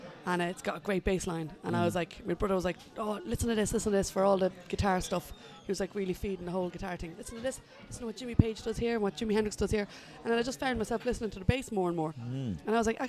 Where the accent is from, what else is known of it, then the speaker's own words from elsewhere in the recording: Drogheda, Leinster, Ireland; I am from Drogheda. I'm from Ballypark.